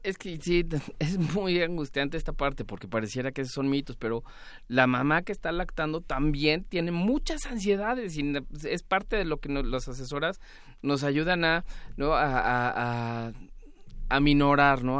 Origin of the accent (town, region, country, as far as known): Mexico